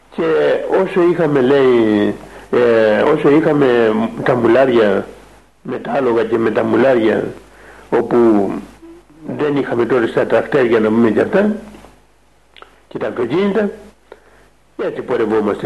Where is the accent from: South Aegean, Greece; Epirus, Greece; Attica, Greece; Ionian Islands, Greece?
Ionian Islands, Greece; Kefalonia; now in Mount Athos, Greece; πήγα σε ένα μοναστεράκι που έχουμε εκεί ε, κοντά στο χωριό μου